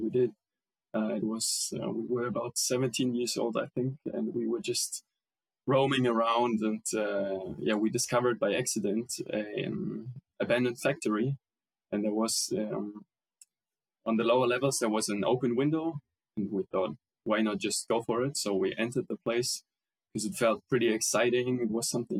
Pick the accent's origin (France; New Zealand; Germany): Germany; We are two filmmakers from Germany